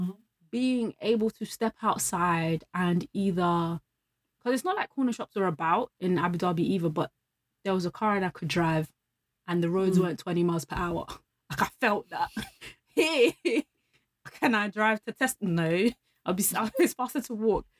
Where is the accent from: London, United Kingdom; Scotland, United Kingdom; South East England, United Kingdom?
London, United Kingdom; I'm from London.